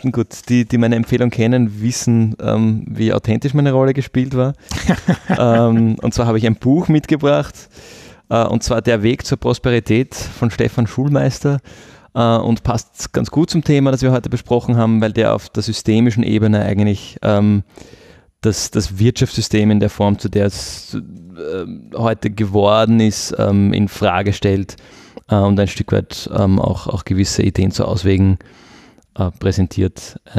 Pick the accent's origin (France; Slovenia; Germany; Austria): Austria; ich mache als, als Österreicher entweder einen Job, der mich auch erfüllt, ähm, oder ich mache als Österreicher keinen Job